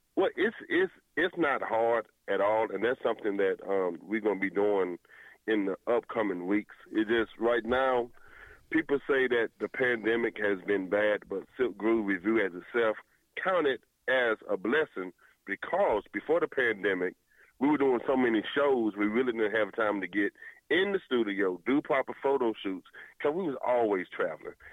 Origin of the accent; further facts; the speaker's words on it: Winston-Salem, North Carolina, United States; I am original from Winston Salem, North Carolina